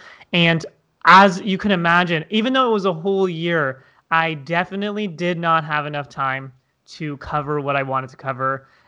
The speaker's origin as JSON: {"language": "English", "town": "Toronto", "region": "Ontario", "country": "Canada", "said": "I'm originally from Toronto, Canada."}